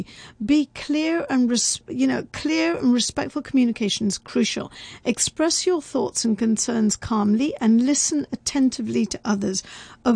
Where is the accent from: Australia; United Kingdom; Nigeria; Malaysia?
United Kingdom; I'm also very British